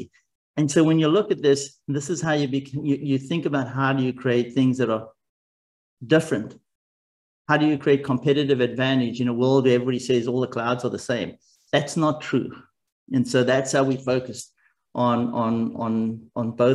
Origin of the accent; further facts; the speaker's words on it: South Africa; moved away; also born or lived in Japan / Germany / United States; I grew up in South Africa